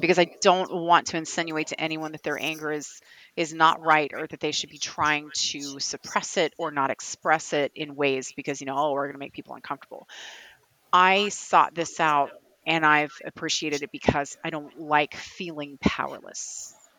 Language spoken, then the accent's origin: English; Kentucky, United States; accent: Kentucky; my Kentucky accent